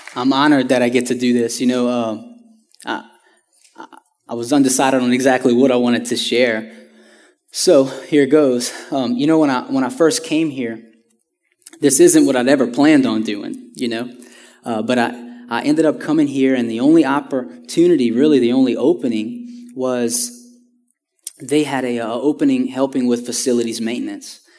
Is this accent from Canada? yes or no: no; Houma, Louisiana, United States; I'm originally from Homa, Louisiana, which is about two hours south of here